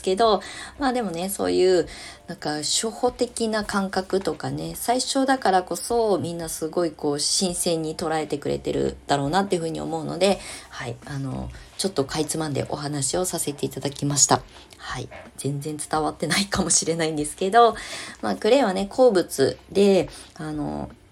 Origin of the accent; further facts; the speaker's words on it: Kasama, Ibaraki, Japan; moved away as an adult; also born or lived in Shonan; 私の故郷、茨城県笠間市